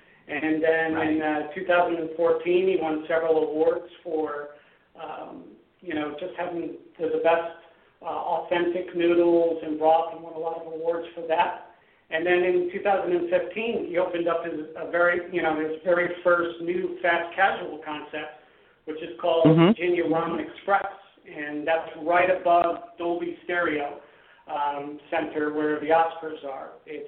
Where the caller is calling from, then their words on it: Los Angeles, California, United States; We're calling from Los Angeles, California.